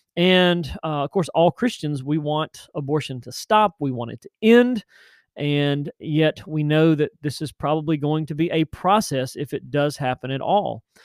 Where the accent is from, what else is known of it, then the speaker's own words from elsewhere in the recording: Tennessee, United States; Nashville, Tennessee, which is my home state.